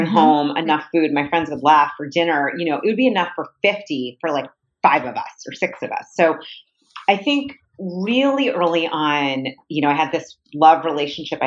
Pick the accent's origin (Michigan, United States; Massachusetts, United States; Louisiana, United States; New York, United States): Massachusetts, United States; Boston; I grew up in the Boston area.